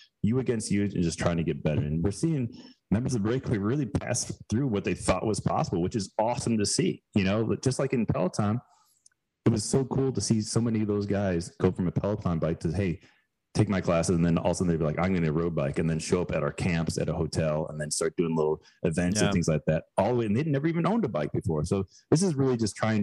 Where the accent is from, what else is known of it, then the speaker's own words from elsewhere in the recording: Chicago suburbs, Illinois, United States; also born or lived in Girona, Spain; now in Greenville, United States; we moved back to where my wife and I both grew up in the Chicago burbs.